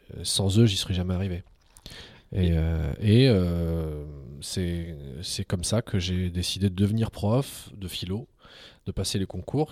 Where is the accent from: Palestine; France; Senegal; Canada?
France; French is a second language; also born or lived in Algiers, Algeria / Montpellier, France; j'ai été arraché à, l'Algérie étant tout petit. je suis arrivé en France, je parlais pas un mot de français. on m'a mis à l'école comme ça